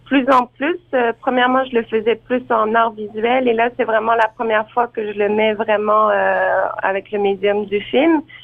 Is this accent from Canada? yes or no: yes; Outaouais, Quebec, Canada; also born or lived in France; je suis originaire de la région de l'Outaouais, donc vers Gatineau